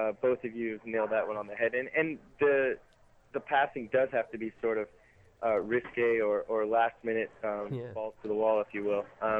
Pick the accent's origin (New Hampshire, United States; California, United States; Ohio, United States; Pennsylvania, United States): California, United States; Southern; being from California originally. Even though it's NorCal and I'm from SoCal